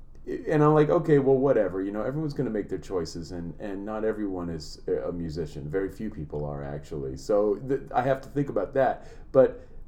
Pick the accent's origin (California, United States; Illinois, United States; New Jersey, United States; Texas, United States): California, United States; Berkeley; I grew up in Berkeley, California.